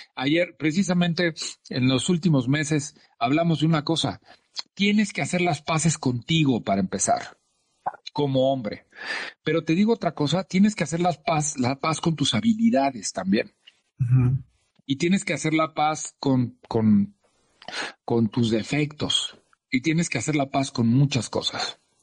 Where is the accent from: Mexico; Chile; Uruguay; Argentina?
Mexico; como latinos y mexicanos